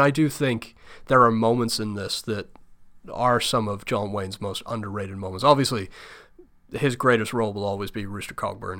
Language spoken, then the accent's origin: English; United Kingdom; now in United States; I'm not a U S citizen. I'm from the U K